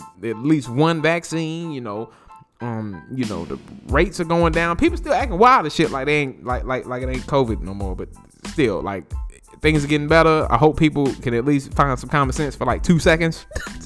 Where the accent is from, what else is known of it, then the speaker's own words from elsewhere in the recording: North Carolina, United States; there's three locations throughout North Carolina. One's in my hometown.